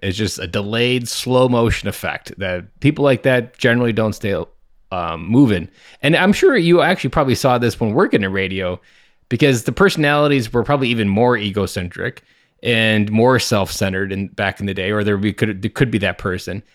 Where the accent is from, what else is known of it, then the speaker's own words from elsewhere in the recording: Midwest, United States; I'm from the Midwest